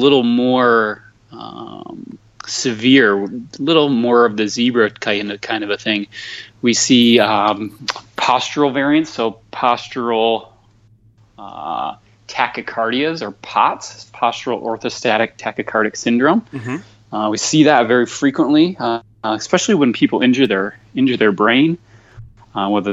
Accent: Michigan, United States; moved away; I'm just a simple Midwestern kid, born and raised in Michigan

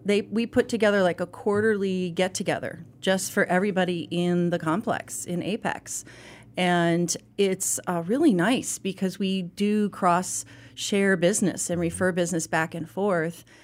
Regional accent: Chicago suburbs, Illinois, United States; now in Charlotte, United States; I grew up in the Chicago suburb area

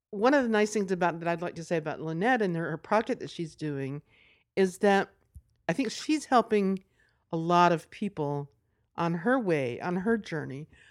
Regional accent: Nashville, Tennessee, United States; I'm from Nashville

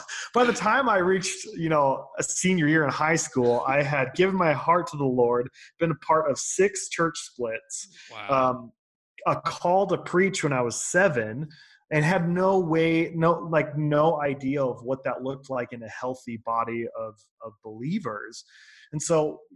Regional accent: Boise, Idaho, United States; also born or lived in Nampa, Idaho; I was born and raised in Boise, Idaho.

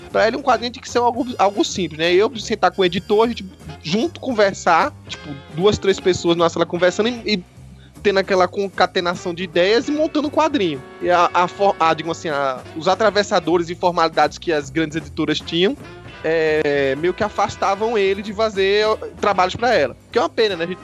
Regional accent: Recife, Pernambuco, Brazil; O sotaque não dá pra enganar, eu sou natural de Recife e eu vim de um lugar que praticamente não, não tinha essa cultura de ter evento de quadrinho.

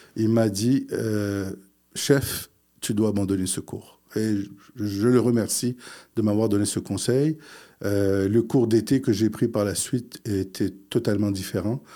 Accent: Quebec, Canada; also born or lived in Morocco; je suis arrivé euh, euh, du Maroc. J'avais 4 ans. Euh, donc, j'ai fait toute ma scolarité ici

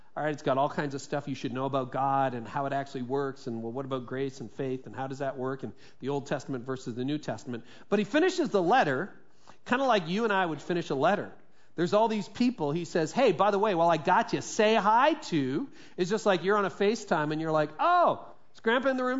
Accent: Midland, Ontario, Canada; it was actually a law firm in Midland, and that's my hometown where I grew up through my teen years.

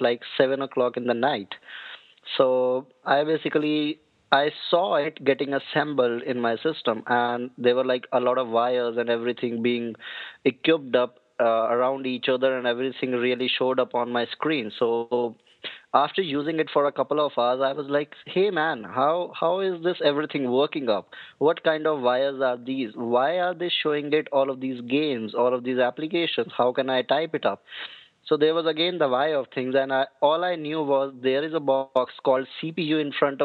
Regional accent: Haryana, India; moved away as an adult; now in New Delhi, India; my hometown is in Haryana, but I'm in New Delhi from the past 5 years

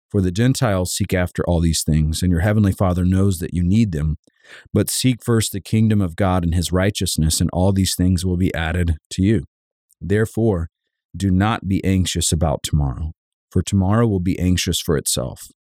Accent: Savannah, Georgia, United States; Growing up in Savannah, Georgia, we lived just across the street from a cul-de-sac

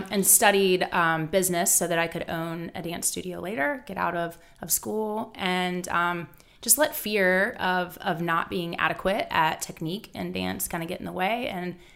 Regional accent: Charlotte, North Carolina, United States; I actually I am from Charlotte. I, I grew up. Um, born and raised here, which doesn't happen very much.

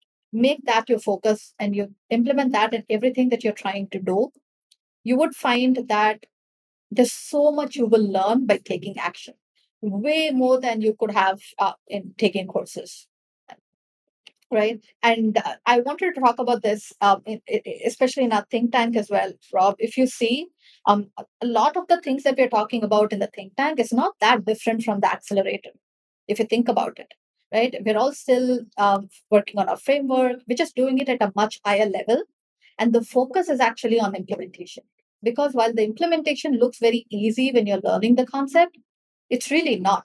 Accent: India; I'm from India and I am new.

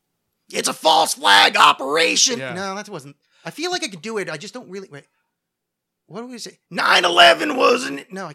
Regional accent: New Jersey, United States; growing up in New Jersey, I knew about Donald Trump for, my whole life.

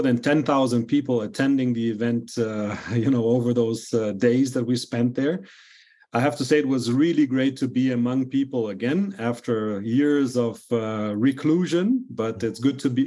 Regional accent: Brazil; I was born and raised in Brazil, but I have European roots

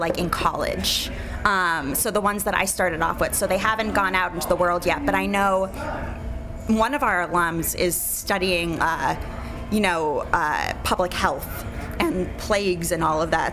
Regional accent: New York City, New York, United States; moved away as an adult; also born or lived in Evanston, Illinois; now in Chicago, United States; I grew up in New York City

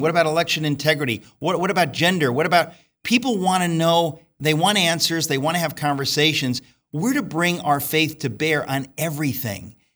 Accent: United States; I'm an American.

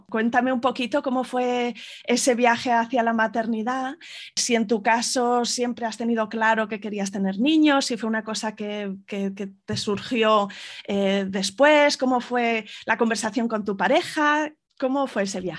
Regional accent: Salamanca, Castile and León, Spain; moved away as an adult; now in Fuerteventura, Spain; yo soy de Salamanca, eh, tengo 35 años ahora

